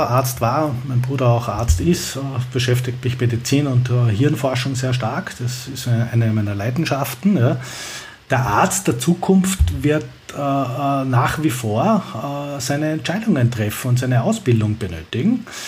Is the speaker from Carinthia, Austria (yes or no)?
no; Vienna, Austria; ich komme ja aus Wien